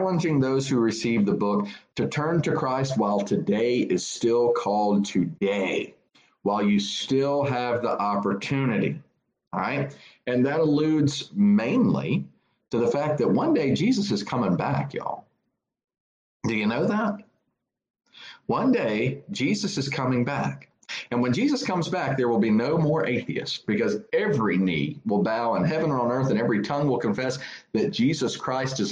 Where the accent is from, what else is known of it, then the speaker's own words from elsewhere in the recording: United States; I'm an American